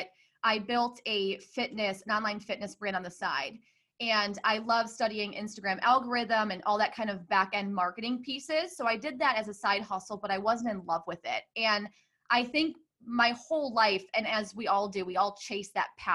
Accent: Hoffman Estates, Illinois, United States; I grew up in Hoffman Estates, Illinois

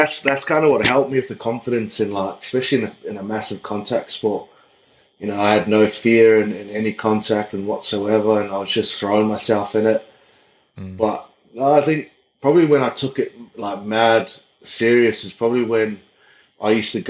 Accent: Auckland, New Zealand; moved away; a little South Auckland kid growing up in Otara.

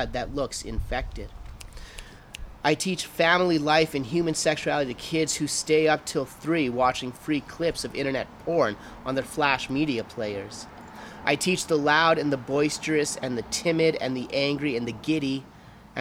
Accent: England, United Kingdom; now in Calgary, Canada; I am English by nature

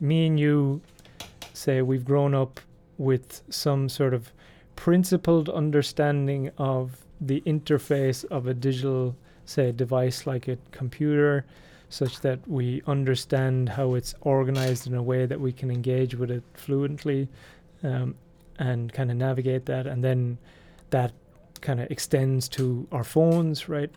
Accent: Ireland; I'm from Ireland

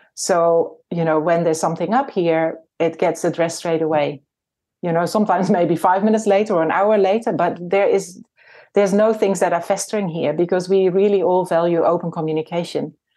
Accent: Netherlands; moved away as an adult; now in New Zealand; I was born in the Netherlands and, uh, my husband and I came to New Zealand in nineteen ninety-five.

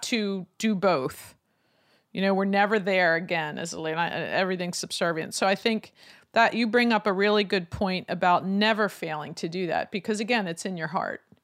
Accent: Lancaster, Pennsylvania, United States; my hometown of Lancaster

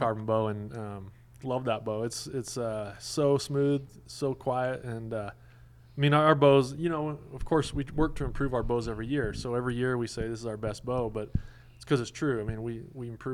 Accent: the West, United States; I grew up in the West

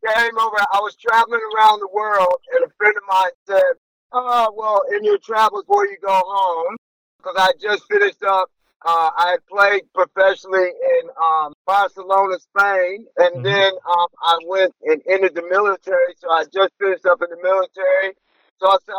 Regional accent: New York, United States; moved away as an adult; now in Australia; I'm from New York

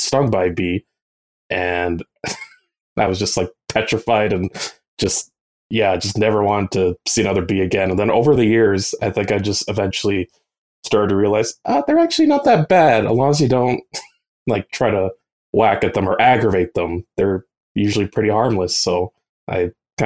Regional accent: Edmonton, Alberta, Canada; I've grown up in Edmonton my whole life. I haven't moved anywhere since

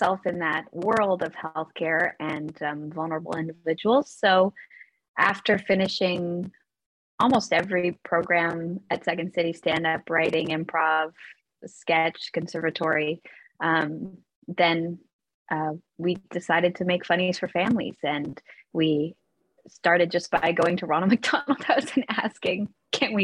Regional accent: West Coast, Canada; moved away as an adult; now in Toronto, Canada; I'm from the West Coast

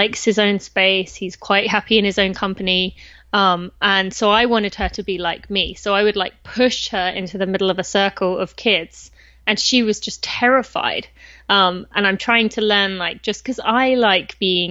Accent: England, United Kingdom; moved away as an adult; also born or lived in California; now in Lexington, United States; I'm from England, just north of London

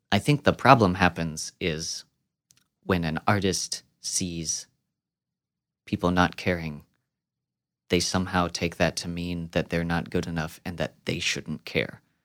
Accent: Midwest, United States; I'm born and raised in the Midwest

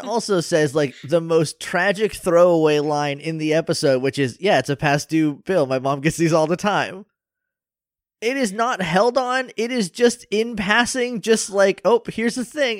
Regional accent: New Hampshire, United States; I'm from New Hampshire.

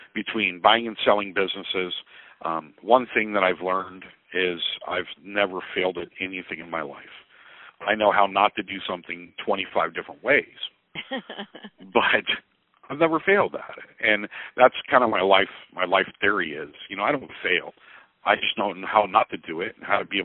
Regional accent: Oceanside, California, United States; moved away as an adult; also born or lived in San Diego, California; now in Fairview Heights, United States; I was born and raised in Oceanside, California

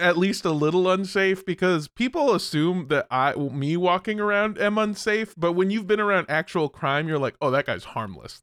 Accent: United States; as an American

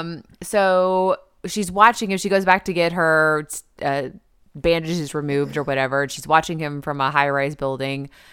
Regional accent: the South, United States; I'm from the South. We're in the South

